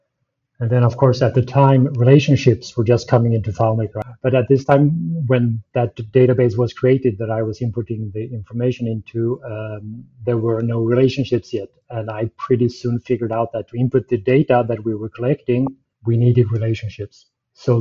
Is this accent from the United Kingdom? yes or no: no; Malmö, Skåne, Sweden; moved away as an adult; also born or lived in Stockholm, Sweden; I grew up in Malmö, Sweden, but I had moved to Stockholm at that time.